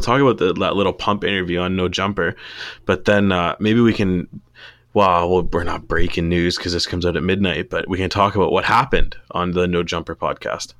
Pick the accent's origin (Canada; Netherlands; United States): Canada; we're Canadian